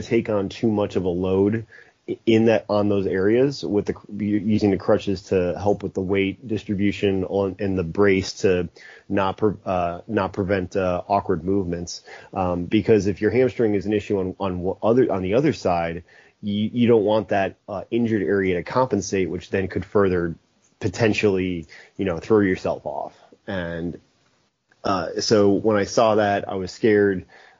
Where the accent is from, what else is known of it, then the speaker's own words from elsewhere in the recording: Chicago, Illinois, United States; moved away as an adult; I'm born and raised in the Chicago area